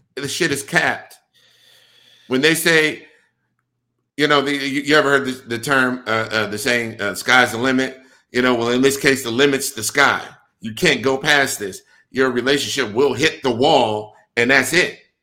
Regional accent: Milwaukee, Wisconsin, United States; moved away; I'm born and raised in Milwaukee, Wisconsin

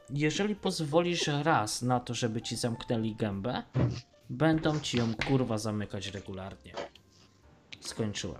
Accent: Tarnów, Lesser Poland, Poland; ja nie jestem Tarnowianinem, ja jestem Mościczaninem. Pochodzę z dzielnicy Tarnowa-Mościce

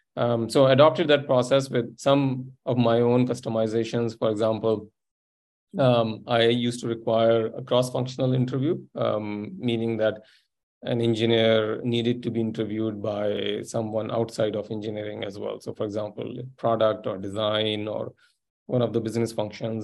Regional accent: interior Sindh, Pakistan; moved away; also born or lived in Silicon Valley / Munich; i grew up in pakistan in a fairly small place in interior sindh province

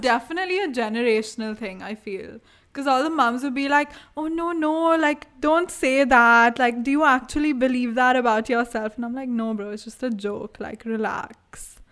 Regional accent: India; accent: Indian

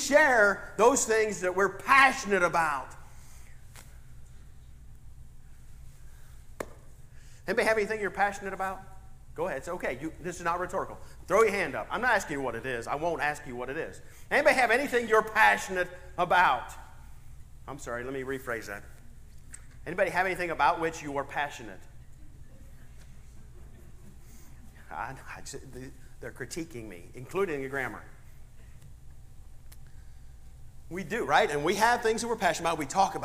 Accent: Ohio, United States; I'm from Ohio.

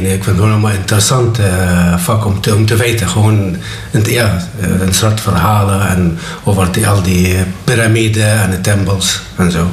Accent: Netherlands; moved away as an adult; now in Belgium; 30 jaar, geboren in Nederland

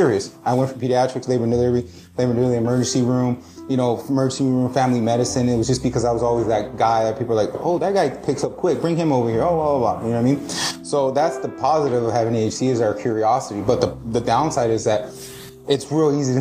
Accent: Mexico; moved away; I grew up in Mexico

